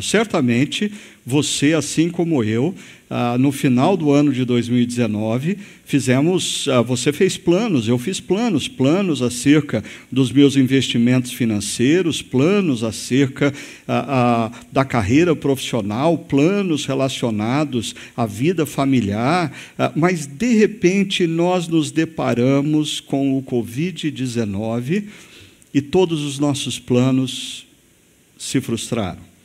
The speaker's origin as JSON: {"language": "Portuguese", "country": "Brazil"}